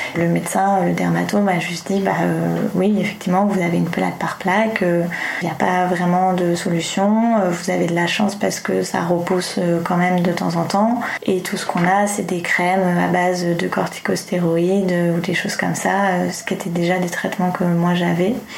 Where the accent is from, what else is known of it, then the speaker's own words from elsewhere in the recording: Tours, Centre-Val de Loire, France; moved away as an adult; also born or lived in Montreal, Canada; now in Paris, France; J'ai effectivement passé toute mon enfance à Tours. Euh, j'ai vraiment euh, grandi là-bas de mes 0 euh, ans à, mes 19 ans.